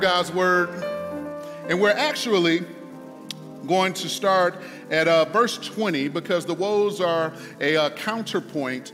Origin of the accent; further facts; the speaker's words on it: Detroit, Michigan, United States; I was in my hometown, Detroit